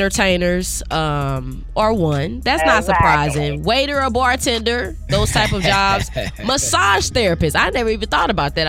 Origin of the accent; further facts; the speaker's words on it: St. Louis, Missouri, United States; now in Kansas City, United States; We went to Big Mama's in my hometown